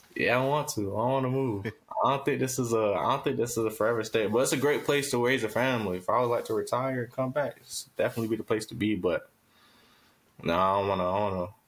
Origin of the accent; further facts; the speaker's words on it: Tampa, Florida, United States; also born or lived in Miami, Florida / Riverview, Florida; I was born there. I was raised in like Tampa area, and then we moved down to Riverview when I was twelve